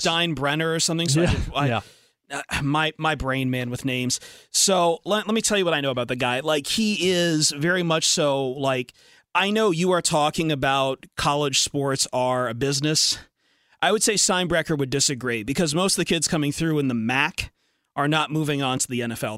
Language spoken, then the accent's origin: English; Toledo, Ohio, United States; I grew up in Toledo and University of Toledo, Bowling Green State University